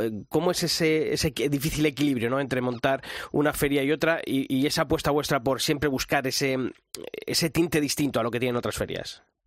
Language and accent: Spanish; Arévalo, Castile and León, Spain; mi tierra, en Arevalo